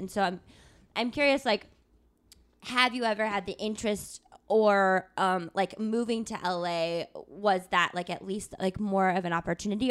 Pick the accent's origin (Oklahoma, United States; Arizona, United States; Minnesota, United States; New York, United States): Arizona, United States; Tucson; I'm from Tucson, Arizona